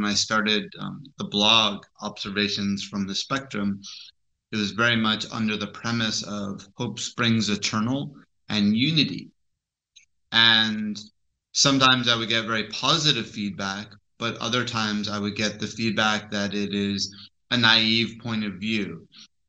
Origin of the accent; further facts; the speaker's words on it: Turkey; I'm the Hippie from Turkey.